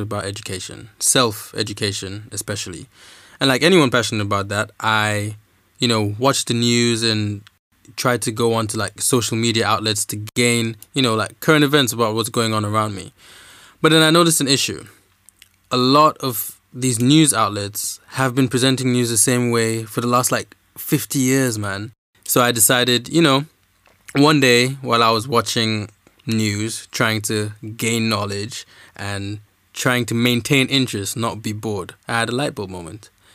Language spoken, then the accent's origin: English; Nigeria; moved away as an adult; also born or lived in Dominica; now in United Kingdom; I am Dominican. I grew up in Nigeria, and I'm studying law in the U K.